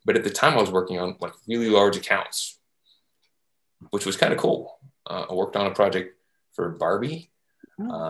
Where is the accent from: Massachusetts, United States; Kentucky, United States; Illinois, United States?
Kentucky, United States; Louisville; moved away as an adult; now in Jacksonville, United States; I was raised in Louisville, Kentucky